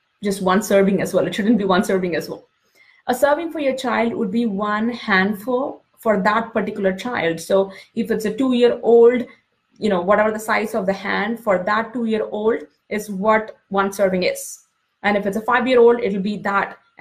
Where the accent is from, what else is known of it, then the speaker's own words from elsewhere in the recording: India; moved away as an adult; now in United States; when I was growing up in India